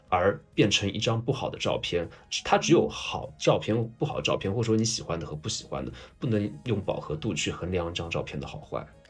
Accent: China; 我们中国人

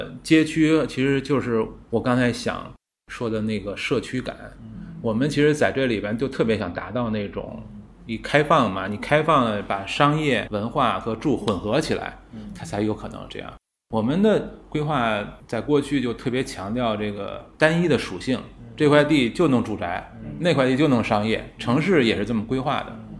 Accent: Beijing, China; 我小时候在四合院长大的，那时候你要是看这个北京，好像一片四合院，但其实每个都不一样

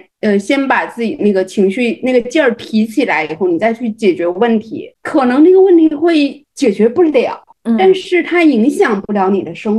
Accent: Fujian, China; 我要给你一个爱的抱抱，然后我学林志玲很像的，因为我也是闽南人嘛， 台湾人口音有点像。

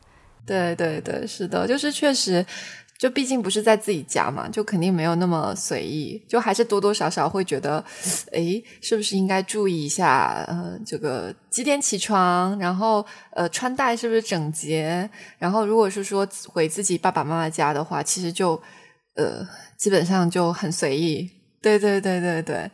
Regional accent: Xiamen, Fujian, China; 我们是厦门人嘛，我们讲的是闽南话

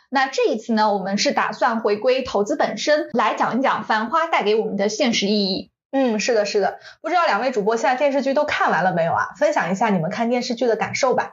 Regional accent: China; 我们中国人

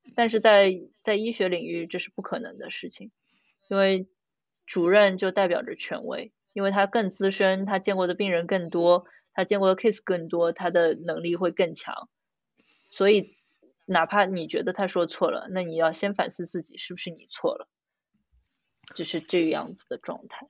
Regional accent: China; 我们中国人家庭

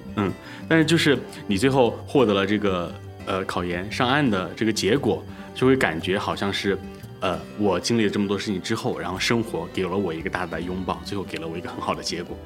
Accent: Anhui, China; 我是安徽的考生

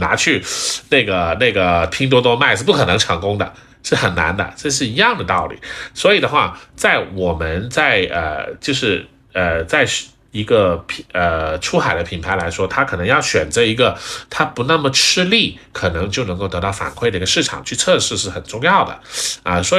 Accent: China; 我们中国人是很厉害的，我们中国人很勤劳。

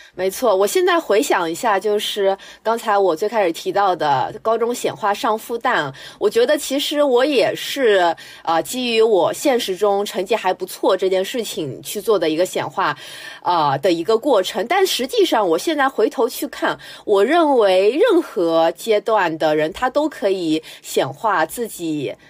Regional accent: Shanghai, China; 我是上海人

